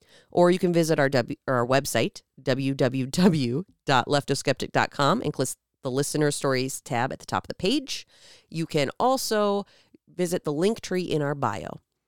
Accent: Minnesota, United States; accent: Minnesota

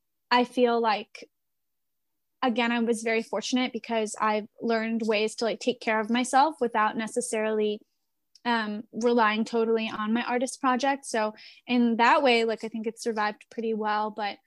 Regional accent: New York City, New York, United States; as a person who's from New York City. I grew up in Queens. I grew up in New York.

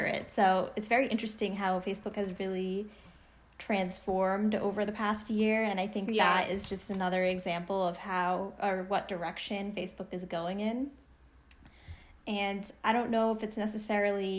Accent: Northeast, United States; We're both from the Northeast

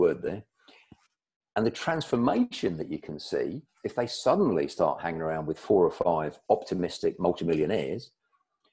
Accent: United Kingdom; I'm British, and we British, we're quite reserved about this

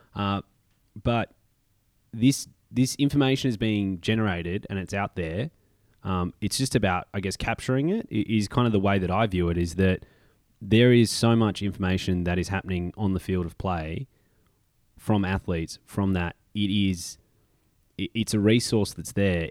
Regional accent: Melbourne, Victoria, Australia; moved away; we are coming to you live from Melbourne, Australia, my hometown, back down under

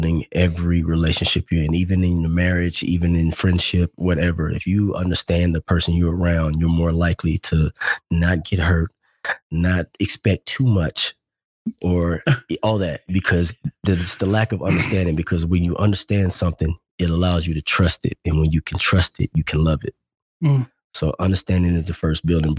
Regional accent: Arkansas, United States

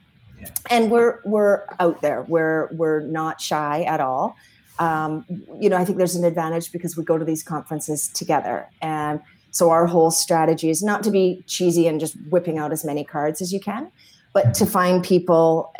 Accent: Edmonton, Alberta, Canada; born there; Well, I was born in Edmonton.

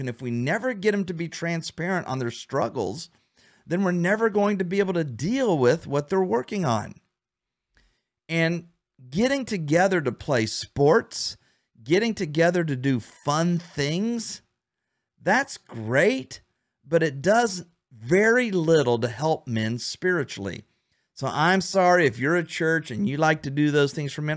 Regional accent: Ohio, United States; now in Florida, United States; right now I'm in Florida. We don't have snow, but I'm from Ohio where we have snow

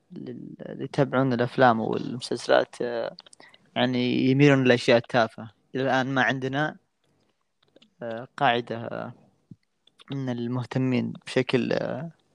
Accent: Saudi Arabia; أنا من السعودية

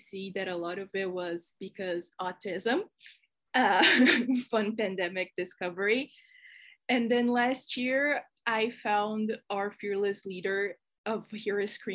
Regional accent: Brazil; English is a second language; if you think my accent is weird, it's because I'm Brazilian. So if I mispronounce anything, you know why

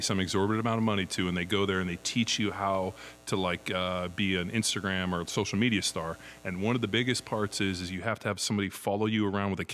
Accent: California, United States; born or raised there

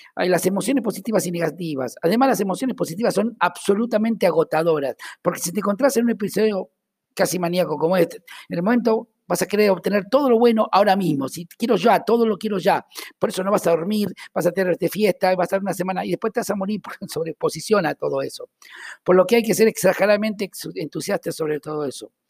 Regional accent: Argentina; accent: Argentine

